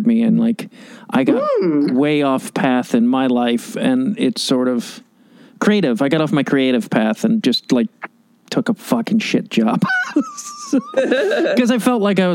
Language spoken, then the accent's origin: English; Chicago, Illinois, United States; now in Los Angeles, United States; I'm a Chicagoan